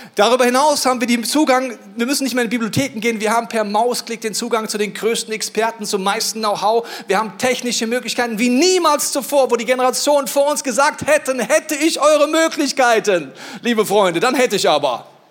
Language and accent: German; Bavaria, Germany; ich komme aus Bayern